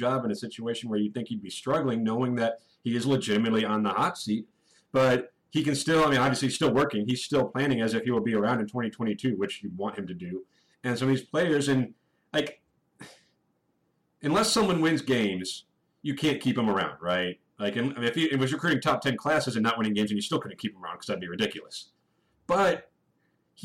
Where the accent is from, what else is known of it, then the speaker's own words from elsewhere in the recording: Phoenix, Arizona, United States; I grew up in Phoenix